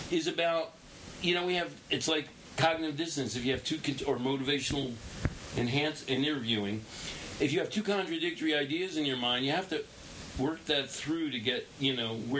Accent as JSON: {"language": "English", "town": "Philadelphia", "region": "Pennsylvania", "country": "United States", "tie": "born or raised there", "moved": "yes", "lives_now": "Brooklyn, United States", "said": "I grew up in Philadelphia"}